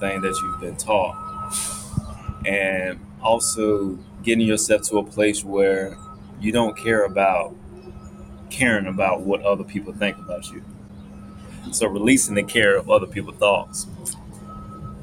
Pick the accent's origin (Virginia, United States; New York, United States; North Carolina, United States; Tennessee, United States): North Carolina, United States; moved away as an adult; also born or lived in Greensboro, North Carolina; now in Atlanta, United States; grew up in North Carolina